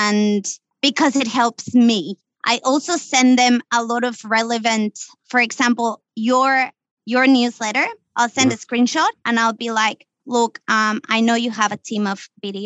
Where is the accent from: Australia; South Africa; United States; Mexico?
Mexico; moved away as an adult; I come from Mexico, right? I came here. I didn't know anyone